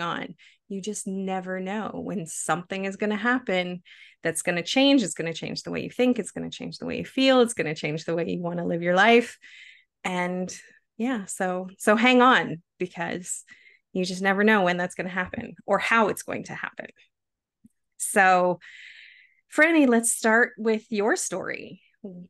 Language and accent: English; Canada; We are both Canadians